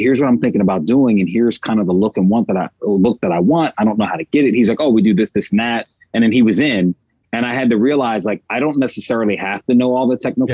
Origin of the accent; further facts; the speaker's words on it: outside Philadelphia, Southern New Jersey, United States; moved away as an adult; now in Los Angeles, United States; I'm originally from Southern New Jersey, right outside of Philadelphia. So I'm a Philly, I'm a Philly boy